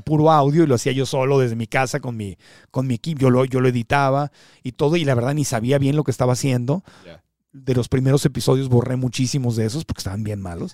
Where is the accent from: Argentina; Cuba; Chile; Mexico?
Mexico; Tijuana, Baja California; moved away as an adult; also born or lived in Miami / Phoenix, Arizona; crecí como niño fronterizo en Tijuana